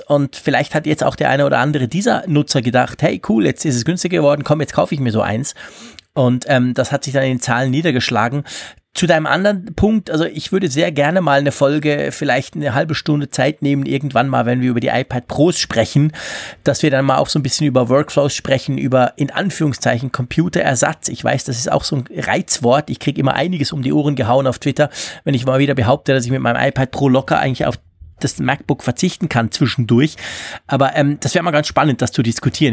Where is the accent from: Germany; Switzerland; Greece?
Switzerland; bei uns in der Schweiz